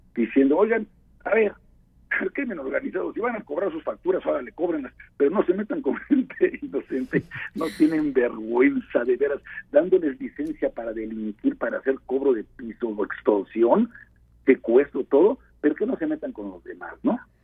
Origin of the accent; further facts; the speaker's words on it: Puebla, Mexico; como poblano comprometido que soy